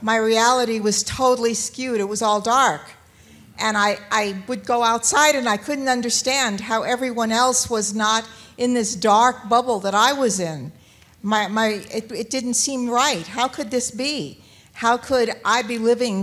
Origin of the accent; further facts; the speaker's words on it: Southern California, United States; I'm from Southern California as well